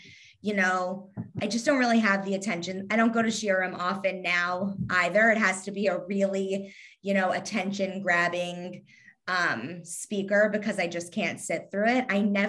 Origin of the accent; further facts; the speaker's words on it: Kentucky, United States; accent: Southern; I actually really like my Southern accent. It just sometimes a little twang will come out like normally. And I say y'all, but, I don't know. It's just, my parents weren't from Kentucky. So it's not like that's what I was hearing all day at home. My parents are from the Northeast. So, but I'm from Kentucky.